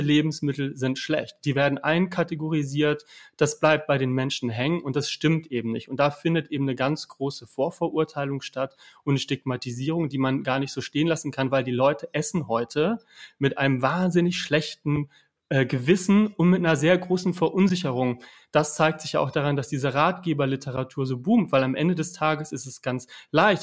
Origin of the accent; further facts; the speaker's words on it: Hanover, Lower Saxony, Germany; Ich komme aus Niedersachsen, Hannover, äh, protestantisch geprägt